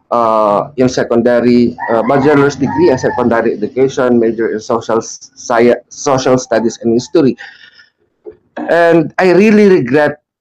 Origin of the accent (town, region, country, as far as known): Philippines